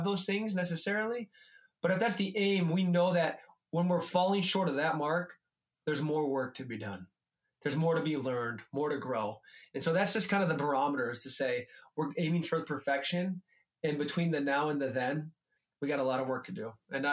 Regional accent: United States; being an American man

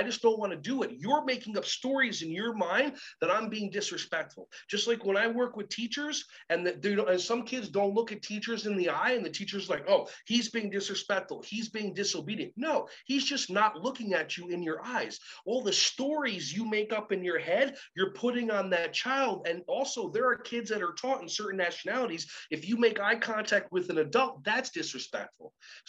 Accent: Israel; born there; I go, I was born in Israel. They're like, oh, you're Jewish. I'm like, no, that's a religion. I was born in Israel. I'm an Israeli.

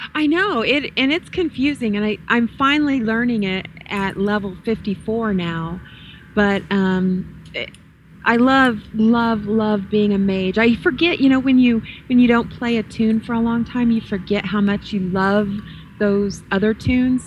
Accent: the South, United States; I'm from the South. I was born, bred, raised in the South

